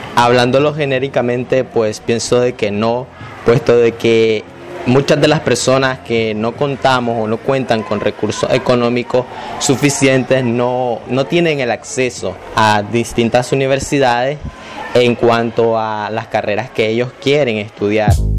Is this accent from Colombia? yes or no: no; Paso Canoas, Puntarenas, Costa Rica; soy de La Cuesta Pasoconoas, Costa Rica